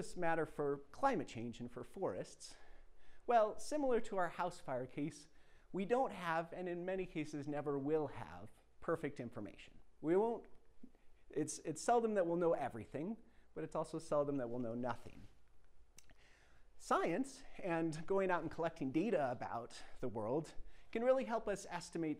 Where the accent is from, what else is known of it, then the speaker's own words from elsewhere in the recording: Cortez, Colorado, United States; I grew up outside of Cortez, Colorado, spending a lot of my childhood on mountain